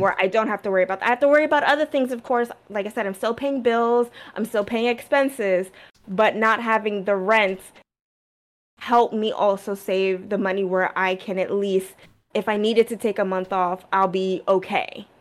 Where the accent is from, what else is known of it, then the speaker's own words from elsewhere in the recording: United States; also born or lived in New Jersey; growing up in New York and Jersey on the East Coast